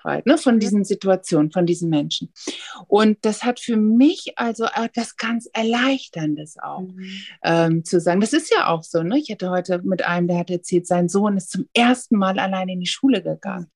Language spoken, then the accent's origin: German; the North, Northern Germany, Germany; ich komme hier ja aus dem Norden